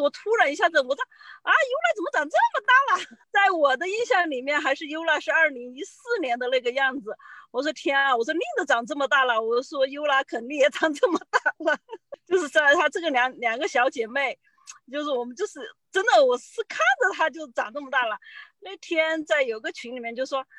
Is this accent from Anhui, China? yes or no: no; Changsha, Hunan, China; now in Alhambra, United States; 很高兴在这里见到了各位， … 现在居住在常居住在洛杉矶的阿罕布拉市，从事物流工作。